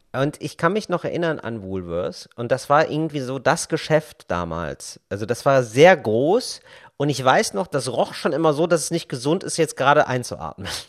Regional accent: Geldern, North Rhine-Westphalia, Germany; now in Berlin, Germany; in meinem Dorf in Geldern, in meiner Kleinstadt

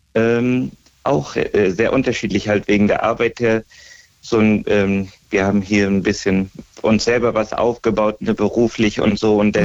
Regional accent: Großkrotzenburg, Hesse, Germany; Großkotzenburg. Gro das ist bei Hanau

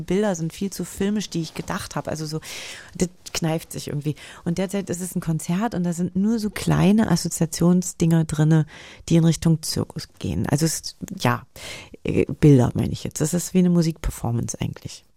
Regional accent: Germany

